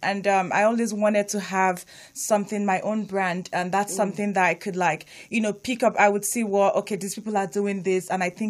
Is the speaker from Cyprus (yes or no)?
no; Nigeria; English is a second language; now in Hawthorne, United States; I'm Nigerian.